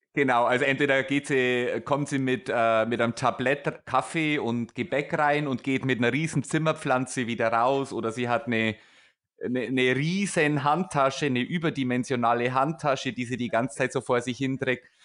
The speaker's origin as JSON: {"language": "German", "area": "Upper Palatinate", "region": "Bavaria", "country": "Germany", "said": "Ich bin Oberpfälzer"}